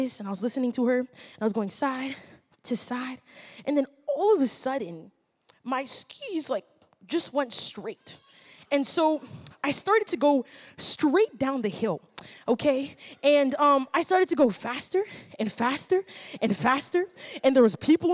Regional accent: Ottawa, Ontario, Canada; I actually grew up right here in Ottawa, and I grew up in the South Side

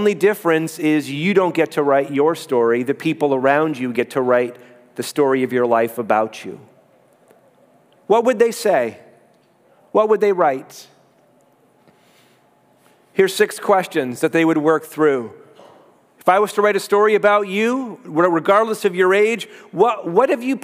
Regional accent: Canada; I'm Canadian.

